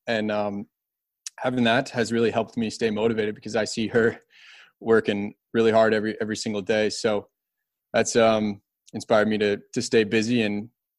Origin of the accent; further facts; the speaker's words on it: Kalamazoo, Michigan, United States; We used to go home all the time. I'm from Kalamazoo originally, and I really miss doing that.